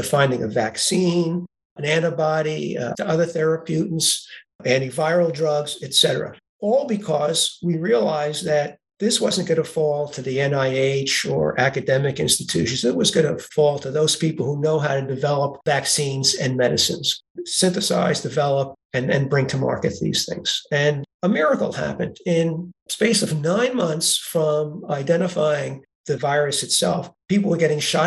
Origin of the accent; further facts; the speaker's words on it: New York City, New York, United States; moved away as an adult; also born or lived in Groton, Connecticut; As people will be able to tell from my accent, I was born in Brooklyn, New York.